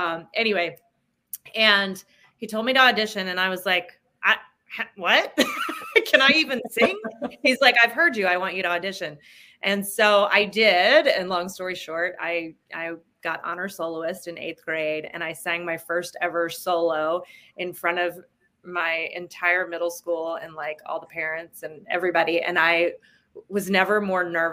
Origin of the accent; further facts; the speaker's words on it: New Jersey, United States; I grew up in New Jersey